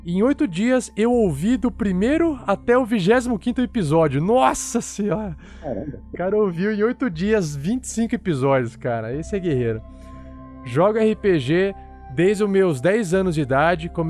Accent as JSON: {"language": "Portuguese", "town": "Santo André", "region": "São Paulo", "country": "Brazil", "tie": "born or raised there", "moved": "yes", "lives_now": "Uberlândia, Brazil", "said": "tenho 24 anos, sou natural de Santo André, São Paulo, mas moro em Uberlândia, Minas Gerais, há 12 anos."}